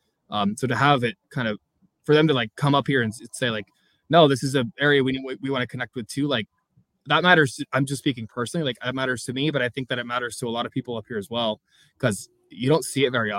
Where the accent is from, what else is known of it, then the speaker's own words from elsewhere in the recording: North County, California, United States; I'm born and raised in North County